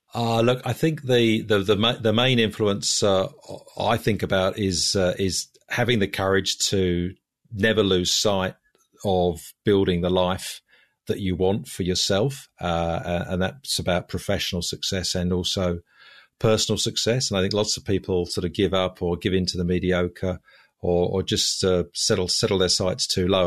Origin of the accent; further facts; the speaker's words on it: London, United Kingdom; moved away as an adult; also born or lived in Budapest, Hungary; now in Sydney, Australia; As you can probably hear from my voice, I'm originally English. I was born in, uh, in London, spent, uh, thirty years living in London.